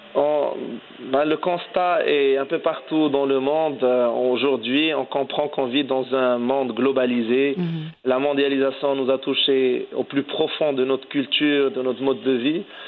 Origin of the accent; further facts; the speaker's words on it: Morocco; en tant que Marocain